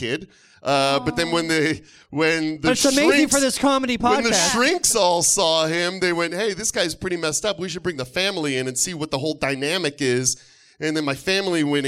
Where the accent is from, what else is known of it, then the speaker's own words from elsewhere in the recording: Detroit, Michigan, United States; I loved growing up in Detroit.